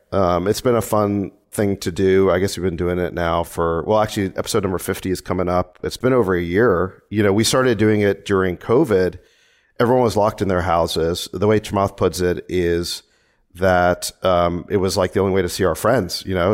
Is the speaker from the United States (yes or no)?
yes; Memphis, Tennessee, United States; also born or lived in South Africa; now in California; my parents were from South Africa, and we immigrated to the United States. When I was five, we moved to Memphis, Tennessee, and then I came out to California for